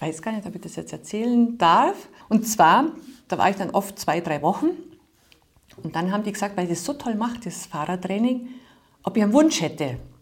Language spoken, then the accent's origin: German; Bad Bayersoien, Bavaria, Germany; aus Bad Bayersäulen, wo ich herstamme